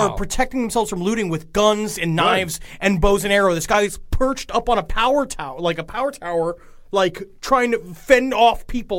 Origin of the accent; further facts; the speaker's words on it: New York City, New York, United States; I remember growing up on Rockaway Beach. It's where that was our beach we used to go to.